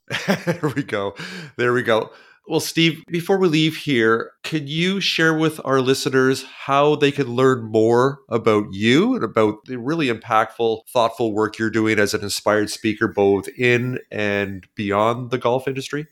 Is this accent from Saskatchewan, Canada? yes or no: no; outside of Toronto, Ontario, Canada; moved away; I grew up in outside of Toronto